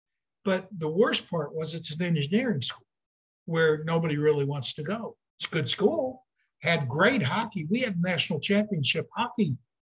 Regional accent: Charles City, Iowa, United States; And in northern Iowa, Mason City is where I was born, but we lived in Charles City.

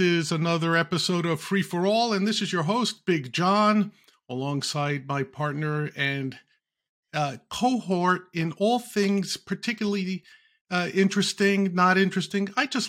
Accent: New York, United States; Being a New Yorker

